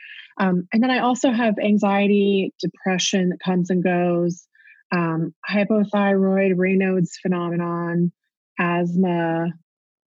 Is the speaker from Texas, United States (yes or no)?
yes; Houston, Texas, United States; moved away as an adult; also born or lived in Chicago area, Illinois; now in Chicago, United States; I'm originally from Houston. So people don't normally think of me as being a Texan. I mean, I've lived here in the Chicago area for more than 25 years. But I'm still a Texan at heart. I still say y'all all the time